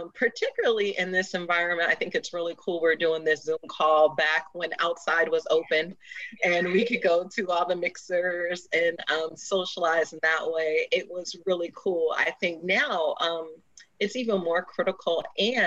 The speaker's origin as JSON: {"language": "English", "town": "Boston", "region": "Massachusetts", "country": "United States", "moved": "yes", "lives_now": "Cleveland, United States", "said": "I'm originally from Boston"}